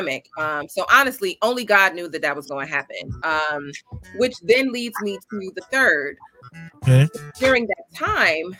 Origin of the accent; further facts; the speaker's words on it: New York City, New York, United States; I am a Bronxite, meaning that I grew up in the Bronx, currently reside in the Bronx